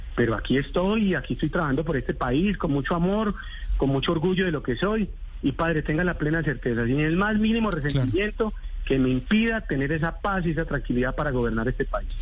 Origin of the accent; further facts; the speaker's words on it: Colombia; yo soy como un colombiano más